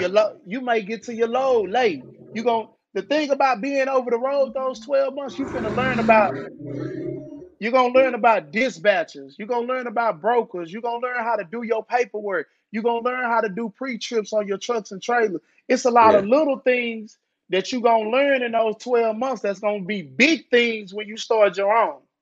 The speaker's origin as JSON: {"language": "English", "town": "Dallas", "region": "Texas", "country": "United States", "tie": "born or raised there", "said": "I'm from Dallas, Texas. I'm from Oak Cliff. Uh, I grew up in the hood."}